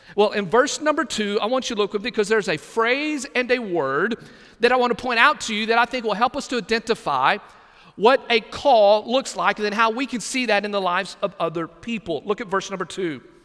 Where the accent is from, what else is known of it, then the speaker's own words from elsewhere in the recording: Texas, United States; now in Brunswick, United States; my home state of Texas